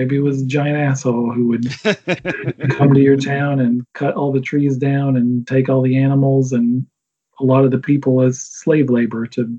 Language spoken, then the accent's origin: English; the South, United States; talked before about growing up in the South and growing up in the church.